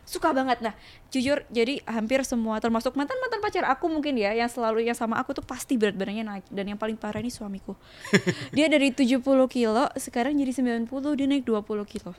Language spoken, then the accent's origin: Indonesian; Sidoarjo, East Java, Indonesia; moved away as an adult; now in Surabaya, Indonesia; Sebenarnya aku tuh lahir di Sidoarjo, terus besar di Sidoarjo sampai S M A aku di Sidoarjo